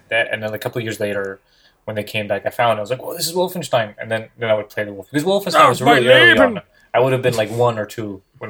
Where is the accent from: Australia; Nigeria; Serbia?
Serbia; moved away; I grew up in Serbia